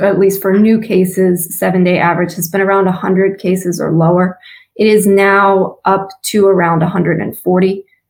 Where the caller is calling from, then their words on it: Woburn, Massachusetts, United States; I'm calling in from Woburn, Massachusetts, which is just outside of Boston.